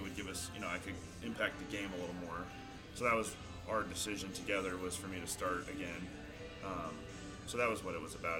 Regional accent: Chico, California, United States; I'm from Chico, so it was kind of always my hometown team

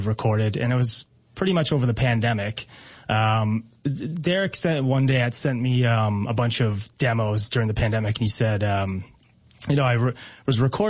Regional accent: Ajax, Ontario, Canada; we grew up in Ajax

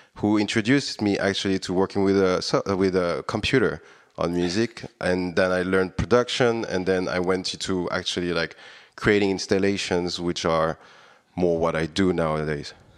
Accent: Réunion; moved away as an adult; also born or lived in Paris, France; now in Budapest, Hungary; I was born on Reading Island, as you, you mentioned it, and actually, I, I was raised over there

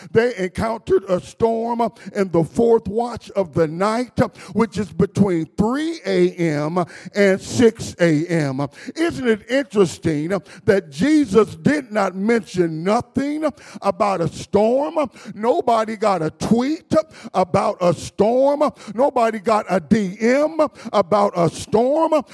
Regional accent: Dayton, Ohio, United States; I was raised up in Dayton, Ohio.

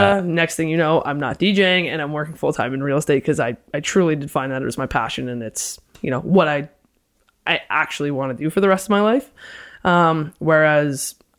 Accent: London, Ontario, Canada; moved away as an adult; now in Toronto, Canada; Born and raised in London. And then I moved to Toronto

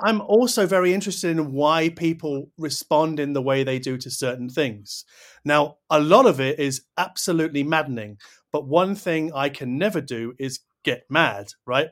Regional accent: United Kingdom; I'm too British

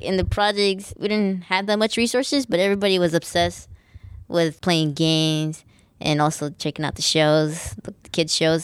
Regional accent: Los Angeles, California, United States; I'm from Lincoln Heights. We're from East L A. We're proud that we came from the projects

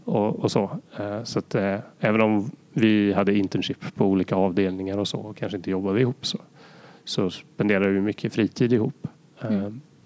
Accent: Sweden; som svensk

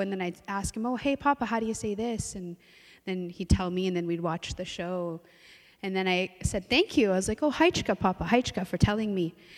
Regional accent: Musqueam, British Columbia, Canada; also born or lived in Tsleil-Waututh / Squamish; I come from Musqueam. I also come from Tsleil-Waututh, and I also come from Squamish as well

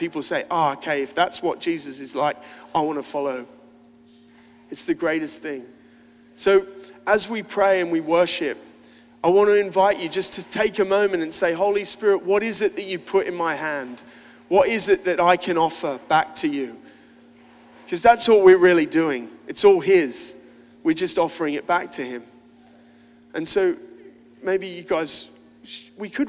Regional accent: Australia; I'm an Aussie

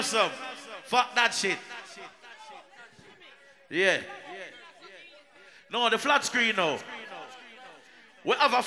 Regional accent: Jamaica; moved away; We are from Jamaica

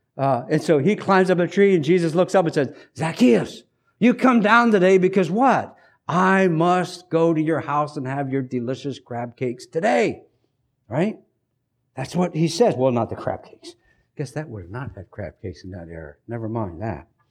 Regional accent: United States; us as hardworking American Mennonites

